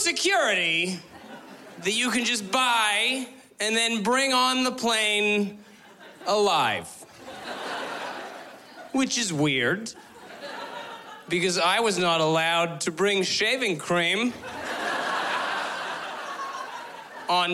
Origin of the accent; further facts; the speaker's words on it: West Coast, United States; I'm from the West Coast